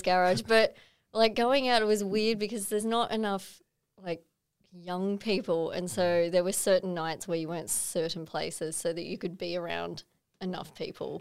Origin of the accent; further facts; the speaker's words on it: Gosford, New South Wales, Australia; also born or lived in Sydney; I grew up in Greenpoint, which is like ten minutes from Gosford, but mm. I went to Gosford High School